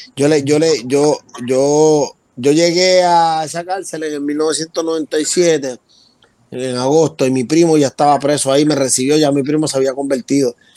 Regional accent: Puerto Rico; Yo soy del área de Cantera

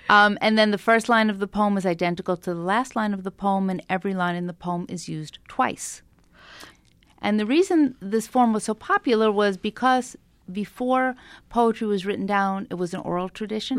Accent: Long Island, New York, United States; also born or lived in Brooklyn, New York; we moved at that point from Brooklyn to Long Island

